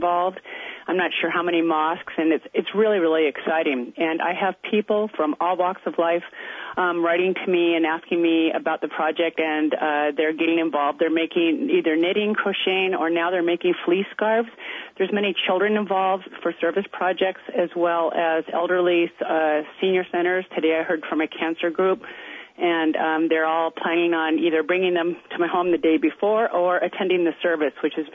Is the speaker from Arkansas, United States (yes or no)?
no; Edmonds, Washington, United States; I was raised a Methodist, and Dr. David Austin, a local reverend, was who I was raised with in Edmonds